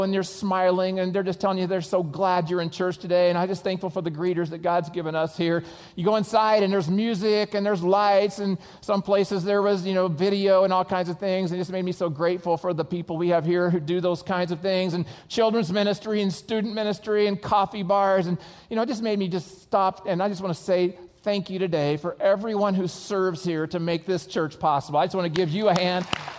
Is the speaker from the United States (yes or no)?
yes; Oklahoma, United States; I'm from Oklahoma, and I lost my accent on purpose, okay?